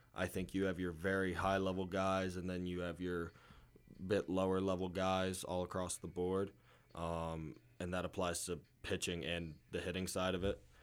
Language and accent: English; Moscow, Pennsylvania, United States; I'm from Moscow, Pennsylvania